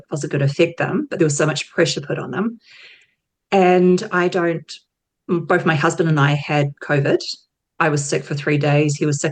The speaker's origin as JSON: {"language": "English", "region": "Auckland", "country": "New Zealand", "moved": "as an adult", "lives_now": "Tauranga, New Zealand", "said": "Auckland, where I'm from, but I moved to Tauranga back in 2015"}